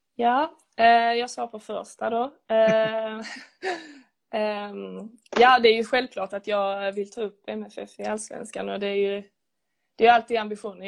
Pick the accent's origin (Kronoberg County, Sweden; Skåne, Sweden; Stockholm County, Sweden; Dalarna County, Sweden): Skåne, Sweden; Lödde; moved away as an adult; now in Lund, Sweden; jag är från Lödde från början